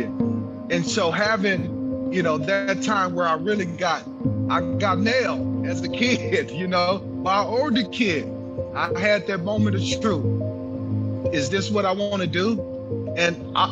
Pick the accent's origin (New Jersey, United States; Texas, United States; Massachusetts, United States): Texas, United States; growing up in Texas, it was hot